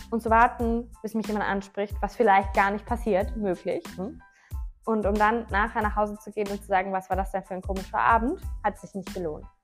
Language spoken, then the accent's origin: German; Düsseldorf, North Rhine-Westphalia, Germany; Ich so, ja, äh, ich komme ein bisschen weiter weg her, aus Düsseldorf.